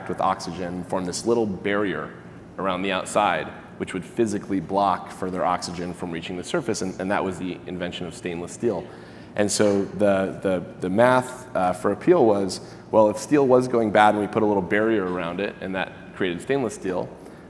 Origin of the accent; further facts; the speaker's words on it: Michigan, United States; moved away as an adult; also born or lived in Santa Barbara; I grew up in Michigan, not super high in fruits and veg